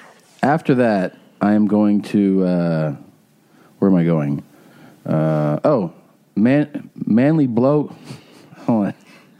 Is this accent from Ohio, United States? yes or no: yes; greater Cincinnati area, Ohio, United States; moved away; Just outside of the greater Cincinnati area.